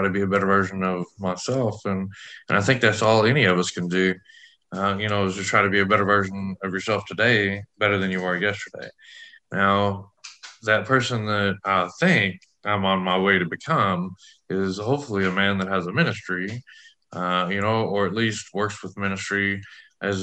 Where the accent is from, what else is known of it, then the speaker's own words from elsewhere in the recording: West Texas, United States; I grew up in West Texas